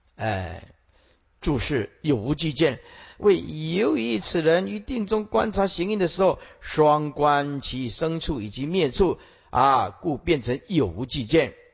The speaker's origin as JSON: {"language": "Chinese", "country": "Taiwan", "tie": "born or raised there", "said": "我小时候，啊，去看那个个瓜戏"}